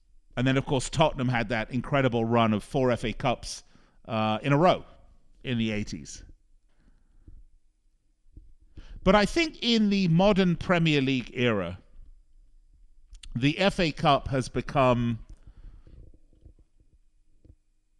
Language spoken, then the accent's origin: English; Las Vegas, Nevada, United States; here in my hometown of Las Vegas